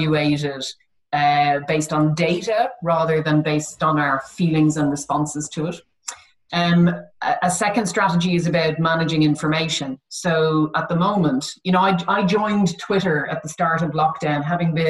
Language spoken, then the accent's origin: English; United Kingdom; we are very British